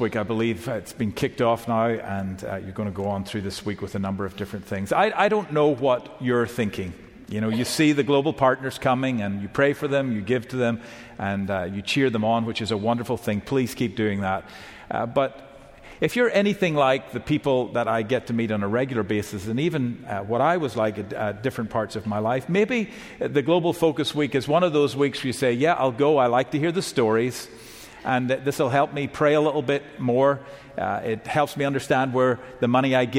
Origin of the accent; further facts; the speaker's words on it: Northern Ireland, United Kingdom; now in Georgia, United States; I live in Georgia now currently, but I come from Northern Ireland originally